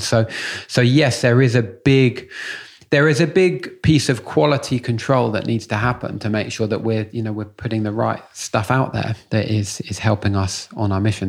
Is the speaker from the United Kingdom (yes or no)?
yes; London, United Kingdom; I grew up in Muswell Hill